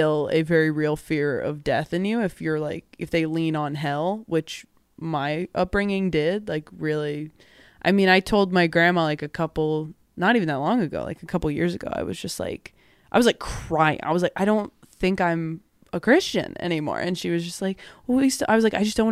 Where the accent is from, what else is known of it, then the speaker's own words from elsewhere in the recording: Temecula, California, United States; growing up in Temecula